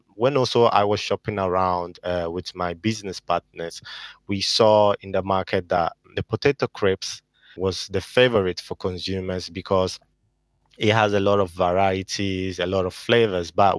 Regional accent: Italy; moved away as an adult; now in United Kingdom; I was born in Italy and I lived there pretty much all my life.

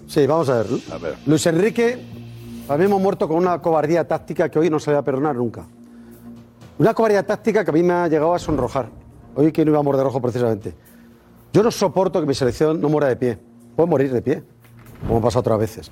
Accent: Spain; Como somos de España

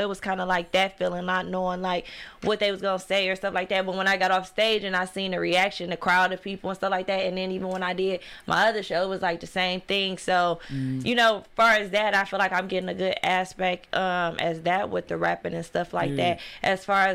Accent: Detroit, Michigan, United States; I come from a, you know, well-known family on the east side. Like, we from Mac and Gray

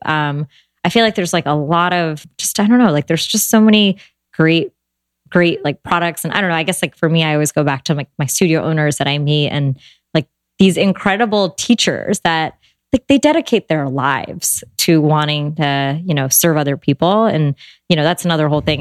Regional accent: United States; I was born and raised here in America. My parents, you know, immigrated here in the 70s

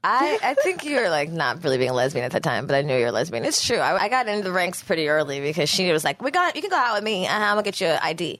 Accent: the Valley, California, United States; I'm very much a Valley girl. California, bitch. I have deep Philly roots

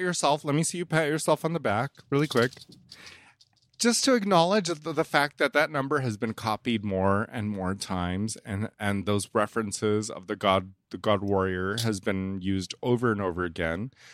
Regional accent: Indonesia; I'm from Indonesia. We eat weird stuff

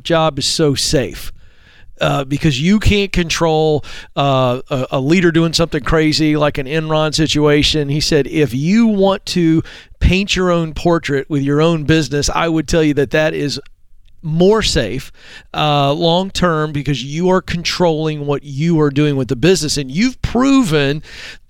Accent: the South, United States; I'm a Southerner

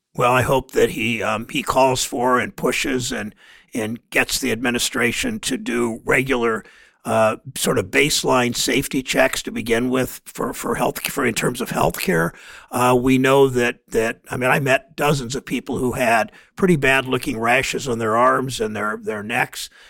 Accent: Mansfield, Ohio, United States; my hometown of Mansfield

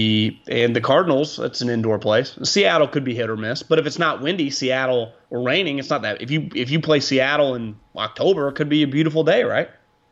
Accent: Northern Ireland, United Kingdom; I'm like Rory. I grew up playing in Northern Ireland.

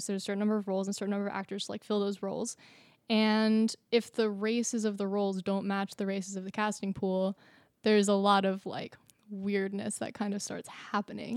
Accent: Mamaroneck, New York, United States; I was born in Mamaroneck

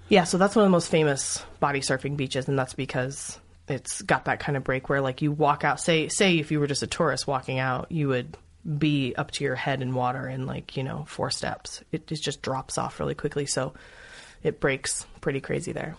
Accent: Los Angeles, California, United States; moved away as an adult; also born or lived in New York; I don't have an accent. I'm from Los Angeles

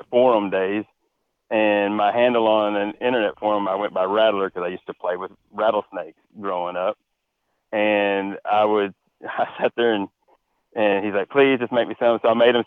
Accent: Texas, United States; born and raised in Texas, grew up hunting in Texas since I was 5

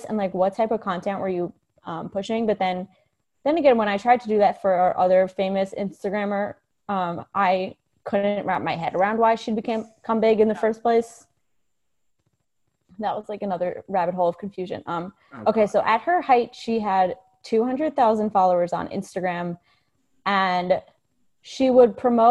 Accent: United States; as an American

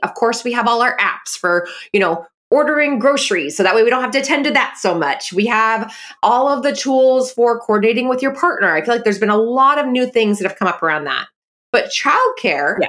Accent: Bay Area, Silicon Valley, California, United States; I'm from the Bay Area, I'm from the Silicon Valley

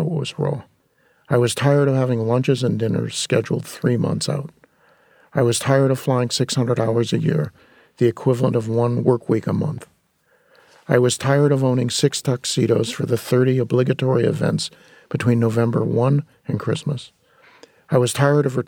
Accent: San Fernando Valley, California, United States; growing up in the San Fernando Valley

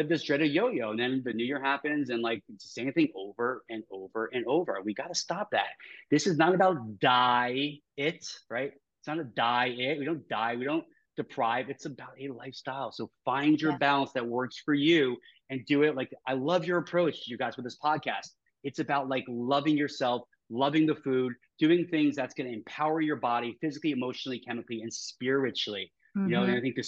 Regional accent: New York, United States; I talk fast because I'm from New York

